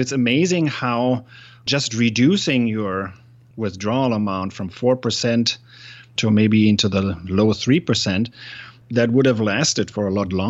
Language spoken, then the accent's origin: English; Germany; English is a second language; I'm from Germany originally.